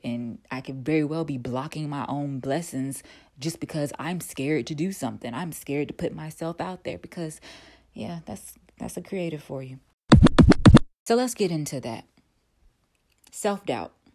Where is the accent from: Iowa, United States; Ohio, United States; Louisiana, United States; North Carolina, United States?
North Carolina, United States; moved away as an adult; also born or lived in Atlanta, Georgia; I'm originally from North Carolina